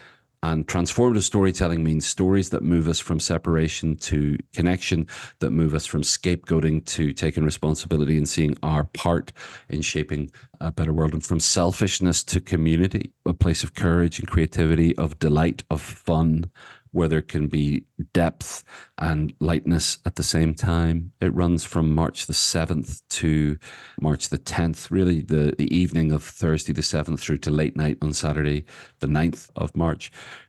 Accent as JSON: {"language": "English", "country": "Ireland", "said": "That yes, I'm Irish, and so there's a kind of a maybe a genetic or certainly a cultural component to the fact that I talk a lot."}